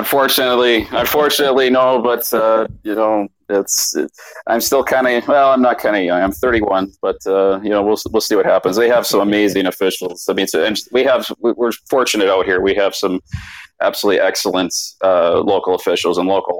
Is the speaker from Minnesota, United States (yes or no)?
yes; Cottage Grove, Minnesota, United States; also born or lived in Palm Springs, California; now in Arizona, United States; I was born in Cottage Grove, Minnesota. So I kind of was born with a stick in my hand and grew up there